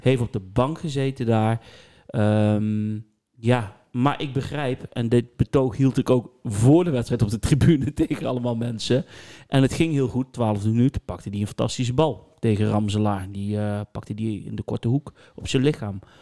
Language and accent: Dutch; Netherlands; Nou ben ik een Nederlander